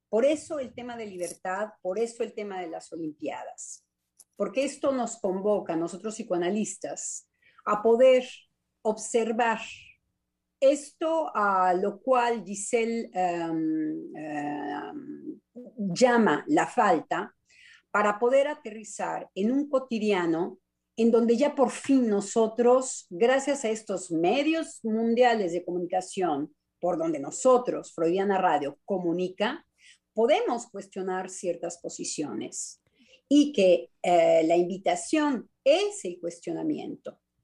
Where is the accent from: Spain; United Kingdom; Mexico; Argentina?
Mexico; now in France; como buena mexicana